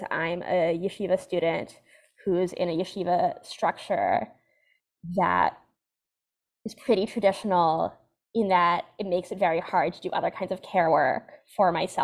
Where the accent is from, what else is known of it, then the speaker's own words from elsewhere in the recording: West Hartford, Connecticut, United States; also born or lived in Washington Heights, New York; now in New York City, United States; I grew up in the modern Orthodox community in West Hartford, Connecticut